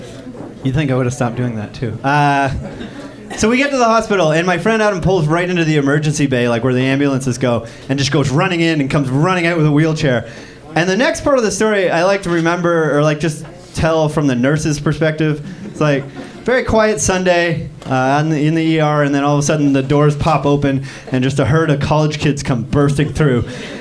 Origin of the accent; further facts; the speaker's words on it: Canada; But I'm from Canada, which we have a healthcare system